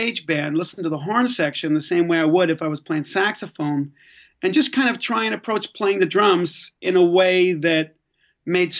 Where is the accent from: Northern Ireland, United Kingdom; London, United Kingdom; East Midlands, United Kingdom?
Northern Ireland, United Kingdom; Belfast; I was born in Belfast, Northern Ireland, so I'm Irish